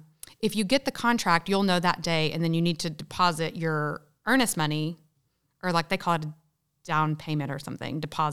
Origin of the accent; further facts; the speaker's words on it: Texas, United States; I'm from Texas.